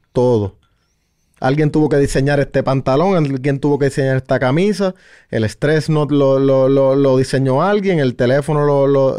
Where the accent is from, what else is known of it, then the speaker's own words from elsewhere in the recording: San Sebastián, Puerto Rico; yo vengo del pueblo de San Sebastián